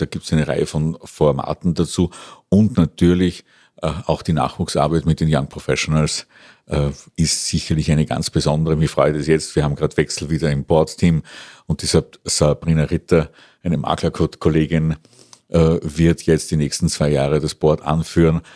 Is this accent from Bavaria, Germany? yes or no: yes; Schärding-Passau border area, Bavaria, Germany; moved away as an adult; also born or lived in Bologna, Italy; now in Vienna, Austria; komme aus der bayerischen Gegend, Grenze Scherding-Passau, bin dann vor mehr als 30 Jahren nach Wien gekommen zum Mu Musikstudium